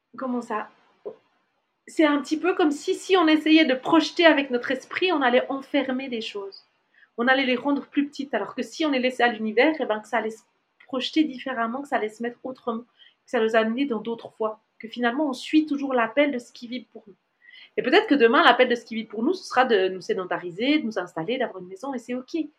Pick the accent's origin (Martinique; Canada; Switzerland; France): Switzerland; moved away as an adult; en tant que Suisse